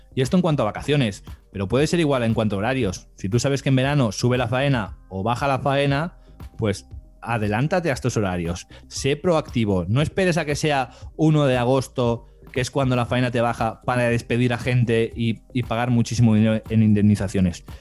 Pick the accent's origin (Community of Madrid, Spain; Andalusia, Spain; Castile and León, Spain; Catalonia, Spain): Catalonia, Spain; Barcelona; yo soy de España, aquí de Barcelona